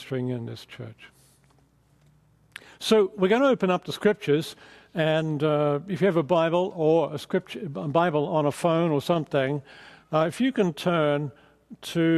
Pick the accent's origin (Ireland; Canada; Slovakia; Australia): Australia; moved away as an adult; also born or lived in England; now in Southern California, United States; my accent is not quite Californian yet, so I'm from Australia